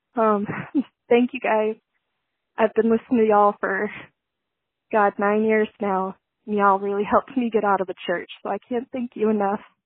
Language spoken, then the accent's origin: English; Utah, United States; I'm from Utah too